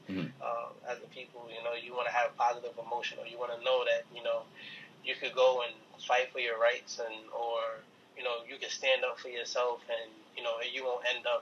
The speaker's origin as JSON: {"language": "English", "town": "New York City", "region": "New York", "country": "United States", "tie": "born or raised there", "said": "I was born and raised in Harlem, in New York"}